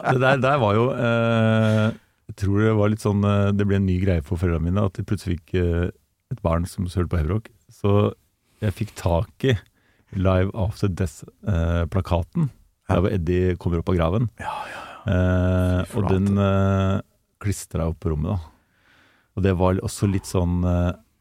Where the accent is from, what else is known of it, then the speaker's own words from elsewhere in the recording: Gjøvik, Innlandet, Norway; also born or lived in Oslo; Jeg ble født i Oslo, men jeg vokste opp på Gjøvik.